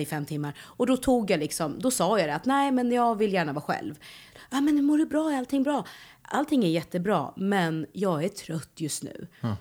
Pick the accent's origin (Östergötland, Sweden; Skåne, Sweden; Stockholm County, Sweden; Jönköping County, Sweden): Östergötland, Sweden; Norrköping; moved away as an adult; also born or lived in Malmö; Jag är ju född och uppväxt i Norrköping